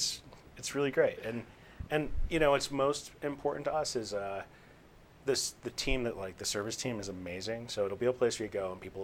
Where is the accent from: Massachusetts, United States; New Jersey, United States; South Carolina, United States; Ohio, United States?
Massachusetts, United States; Boston; Like I'm from Boston.